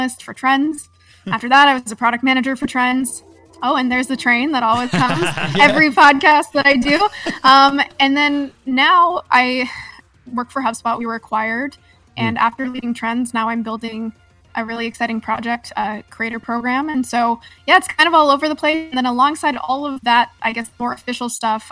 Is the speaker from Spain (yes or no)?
no; Canada; now in California, United States; I'm from Canada originally.